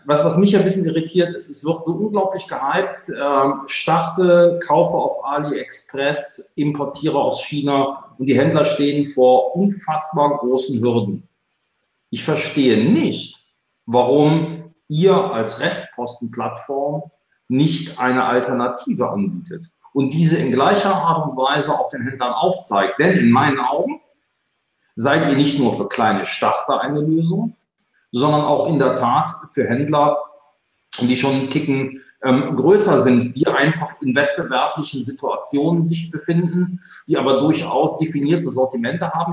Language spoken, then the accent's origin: German; Cologne, North Rhine-Westphalia, Germany; Bin ich als Kölner gewohnt